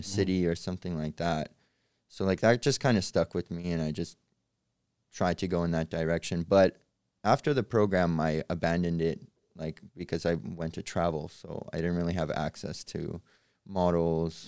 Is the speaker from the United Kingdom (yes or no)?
no; Canada; also born or lived in Odessa, Ukraine; I was born in Odessa, Ukraine, and we moved to Canada when I was six